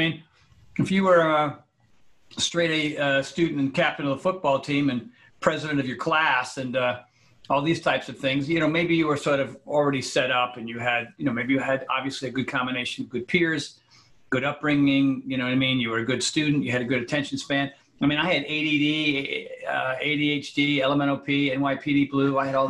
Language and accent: English; New England, United States; also born or lived in Connecticut / Rhode Island; All over the place, Army brat, but New England, Connecticut, Rhode Island, depending, but all over the country.